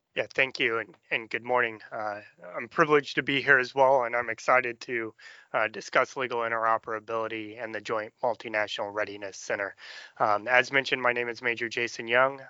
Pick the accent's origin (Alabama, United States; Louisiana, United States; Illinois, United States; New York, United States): Illinois, United States; Danville; from Danville, Illinois, farm